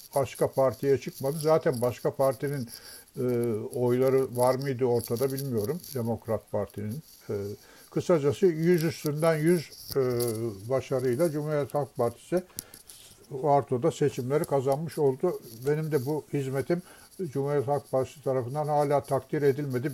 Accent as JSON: {"language": "Turkish", "region": "Istanbul", "country": "Turkey", "tie": "born or raised there", "said": "biz Beşiktaş'ta oturuyorduk"}